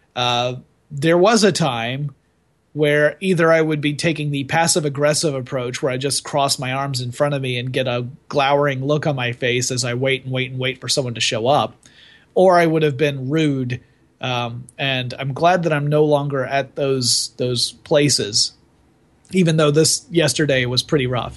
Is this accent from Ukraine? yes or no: no; the South, United States; I was brought up in the South.